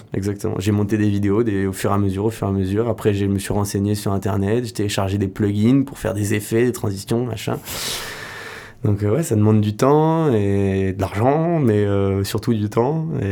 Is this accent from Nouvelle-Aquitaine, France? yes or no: yes; Royan, Nouvelle-Aquitaine, France; now in Landes, France; moi je suis originaire de Royan, je suis un petit gars de Royan qui est venu s'installer dans les Landes.